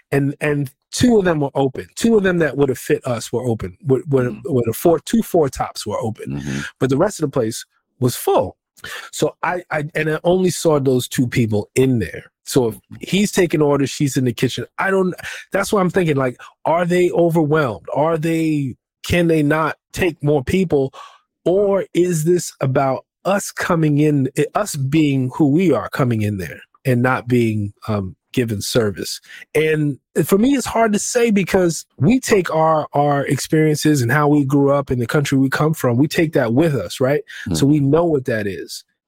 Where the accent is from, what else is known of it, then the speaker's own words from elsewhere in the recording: United States; we're American